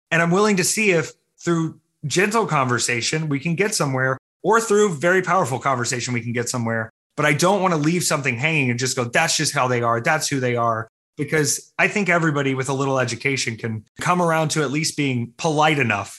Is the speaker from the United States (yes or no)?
yes; the South, United States; Both of my grandfathers were pastors in their respective religions. So I had a Methodist pastor and I had a Baptist pastor